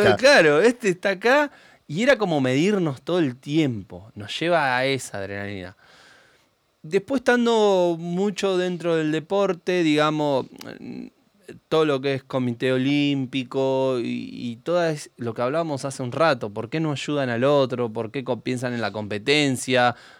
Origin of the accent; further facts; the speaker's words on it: Argentina; nosotros somos argentinos